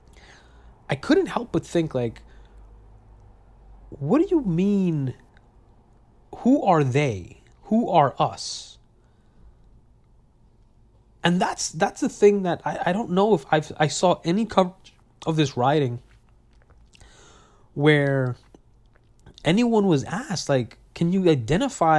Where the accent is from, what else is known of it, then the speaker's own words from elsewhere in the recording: New York City, New York, United States; I was born and raised in Brooklyn, New York